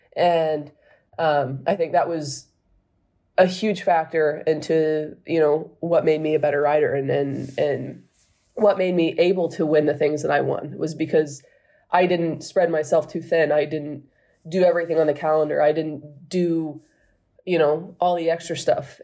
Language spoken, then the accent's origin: English; United States; being an American, living in America